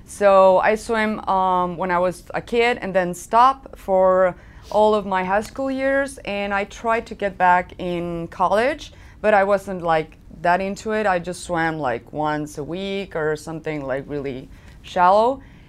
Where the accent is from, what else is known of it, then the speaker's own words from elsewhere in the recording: Guadalajara, Jalisco, Mexico; also born or lived in Guanajuato; Oh, I'm from Guadalajara, Jalisco. That's in Mexico. Well, I live there. I was born in Guadalajara. Then I moved back to Guanajuato.